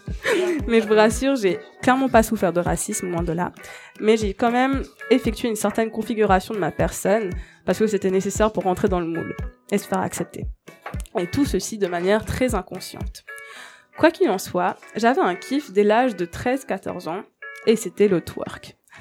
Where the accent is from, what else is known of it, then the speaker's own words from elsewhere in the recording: Mauritius; Je viens de l'île Maurice